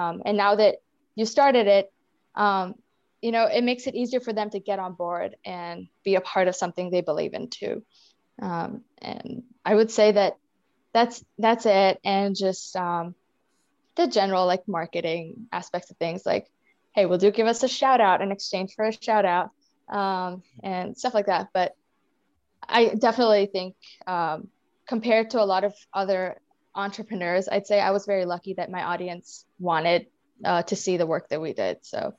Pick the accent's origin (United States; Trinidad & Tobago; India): India; accent: Indian; English is a second language; When I first moved here, like my accent, my Indian accent was like, it stood out.